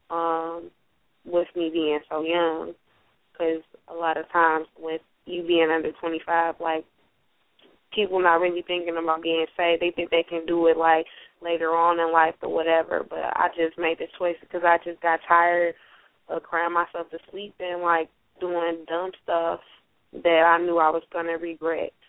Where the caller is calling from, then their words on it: Detroit, Michigan, United States; I'm calling from Detroit, Michigan.